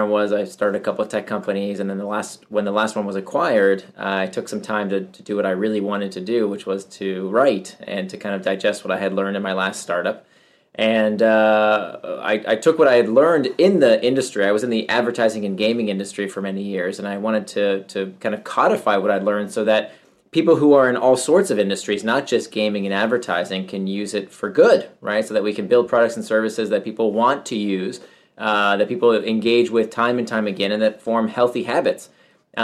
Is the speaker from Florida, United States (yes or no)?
yes; Central Florida, United States; I grew up in Central Florida and I was, you know, among very few immigrants.